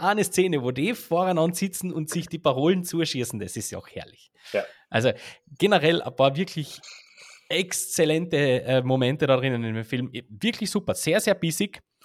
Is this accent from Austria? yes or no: yes; Heiligenblut am Großglockner, Carinthia, Austria; in Heiligenblut am Großglockner aufwachst